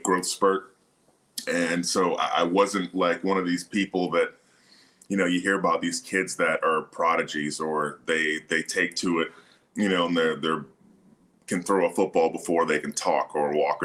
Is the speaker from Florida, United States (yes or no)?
yes; Tallahassee, Florida, United States; also born or lived in Miami, Florida; I was born in Miami. I was born at Mount Sinai Hospital there in Miami. But I grew up in Tallahassee